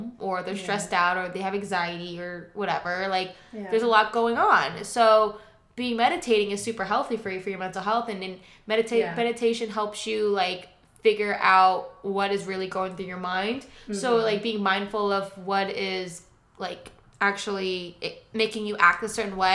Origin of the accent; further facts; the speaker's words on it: New Jersey, United States; moved away; I grew up in New Jersey